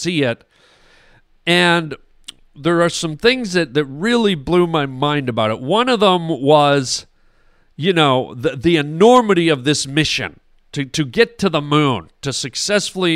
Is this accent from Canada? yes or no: yes; Canada; now in United States; I'm Canadian